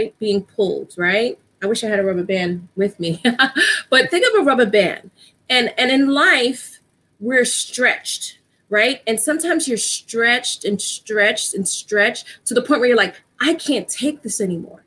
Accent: New York City, New York, United States; I'm from New York. Actually, I live in New York. I grew up in the Bronx

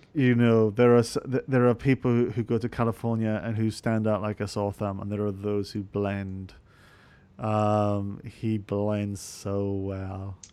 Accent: Scotland, United Kingdom; I'm actually Scottish

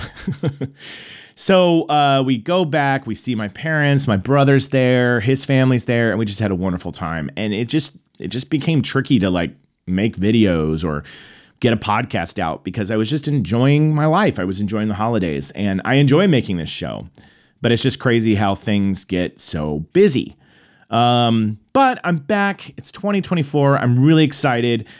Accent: Tulsa, Oklahoma, United States; moved away as an adult; also born or lived in Illinois; now in Los Angeles, United States; I went back to, uh, Tulsa, Oklahoma, my hometown.

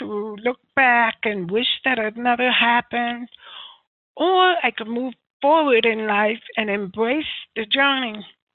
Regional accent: United States; I am from the United States, soon to move to New York

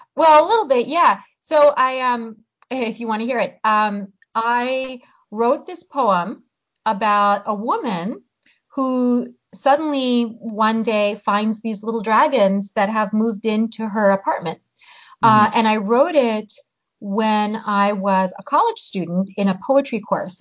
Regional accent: United States; first language Hungarian; also born or lived in Hungary; I grew up in the US. Uh, we moved here when I was seven, and I grew up speaking English

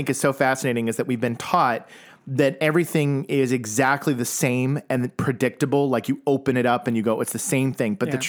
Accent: United States; growing up as an American

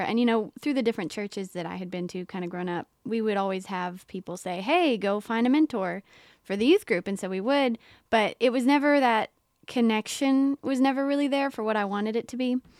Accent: Mount Sterling, Kentucky, United States; moved away as an adult; now in Knoxville, United States; I'm from Mount Sterling, Kentucky, which is a very small town

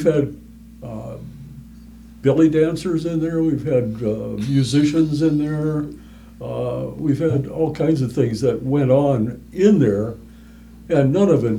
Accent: Minneapolis, Minnesota, United States; moved away as an adult; I grew up in Minneapolis.

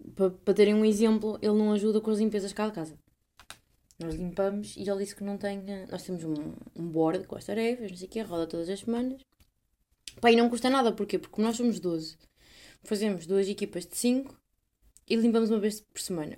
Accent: Portugal

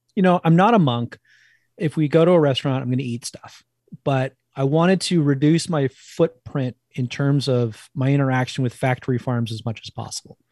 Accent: New Jersey, United States; accent: East; moved away; I'm originally from New Jersey

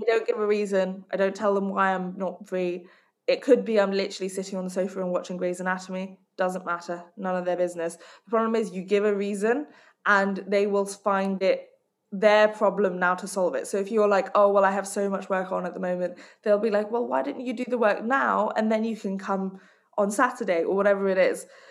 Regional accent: Hong Kong; I grew up in Hong Kong

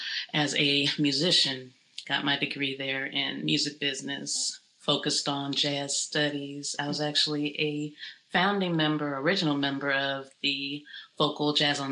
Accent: Alexandria, Virginia, United States; it's always a pleasure at any time for me to perform in my hometown. Shout out to everyone in the beautiful city of Alexandria, Virginia. I was born and raised there.

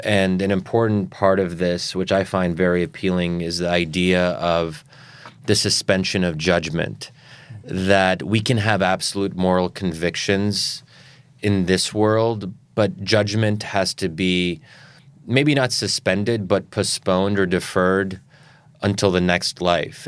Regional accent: United States; I'm an American Muslim

